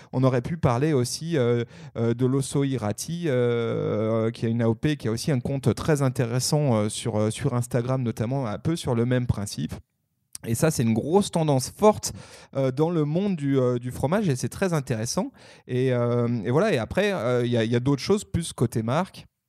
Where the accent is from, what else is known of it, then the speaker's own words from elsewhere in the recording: Haute-Savoie, Auvergne-Rhône-Alpes, France; ma région natale, la Haute-Savoie